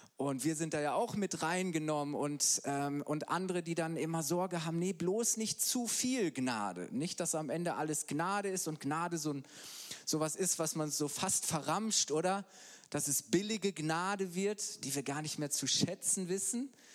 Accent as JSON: {"language": "German", "town": "Halle", "region": "North Rhine-Westphalia", "country": "Germany", "moved": "as an adult", "lives_now": "Bayreuth, Germany", "said": "Ich bin eigentlich Ostwestfale, komme aus Halle, Westfalen bei Bielefeld."}